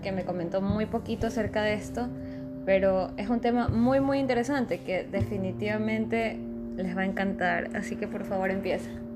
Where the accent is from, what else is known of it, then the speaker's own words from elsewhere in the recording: Ecuador; somos los mismos ecuatorianos